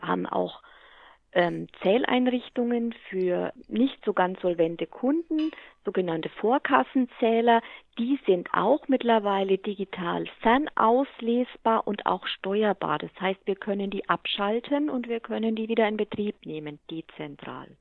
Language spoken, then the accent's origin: German; Hammelburg, Bavaria, Germany; fühle mich aber hier meiner Heimat sehr, sehr stark verwurzelt